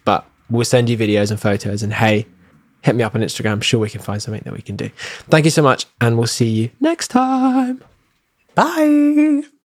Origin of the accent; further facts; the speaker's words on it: England, United Kingdom; moved away; when I was home in England